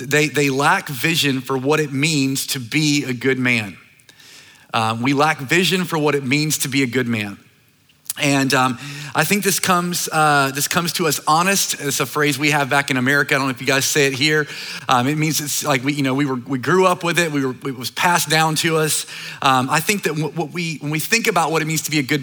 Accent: North Carolina, United States; Started this church in my hometown in North Carolina. It's a small, like, island town

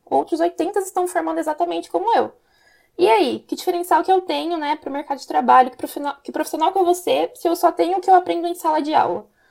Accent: Campinas, São Paulo, Brazil; eu sou de Campinas

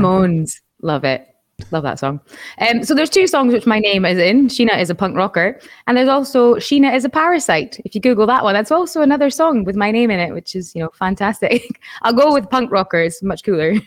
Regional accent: Aberdeen, Scotland, United Kingdom; moved away as an adult; also born or lived in Edinburgh; the college was in my hometown in Aberdeen

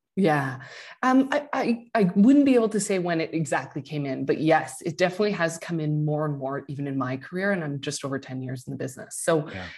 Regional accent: Quebec, Canada; I'm from Quebec.

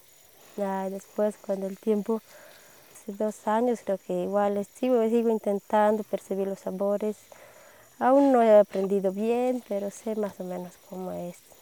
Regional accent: El Alto, La Paz, Bolivia; also born or lived in Los Yungas, Bolivia; soy de La Paz, Bolivia, del Alto.

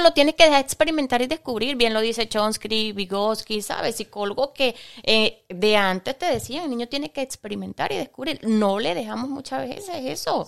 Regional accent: Venezuela; moved away; also born or lived in Ecuador; en mi país natal, que es Venezuela

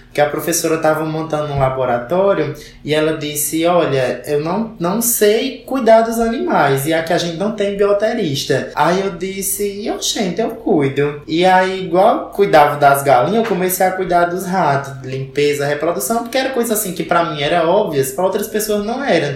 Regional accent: Caririaçu, Ceará, Brazil; Eu sou do CID de Carilhaçu, que vocês também já conhecem, né? É o CID Santa Maria, fica a 18 quilômetros de Carilhaçu.

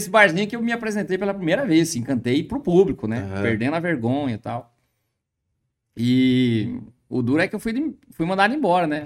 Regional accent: Bela Vista, Mato Grosso do Sul, Brazil; Mato Grosso do Sul. Mato Grosso.

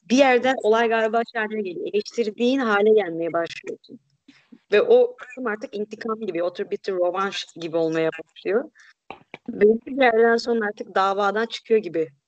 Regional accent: Barcelona, Catalonia, Spain; born there; Turkish is a second language; Barcelona'da doğdum o yüzden ben kendimi Katalan e, sayıyorum. Annem babam Endülüs olsa

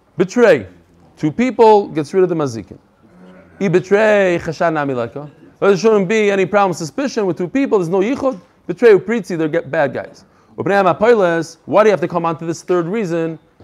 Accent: United States; moved away; I'm from America

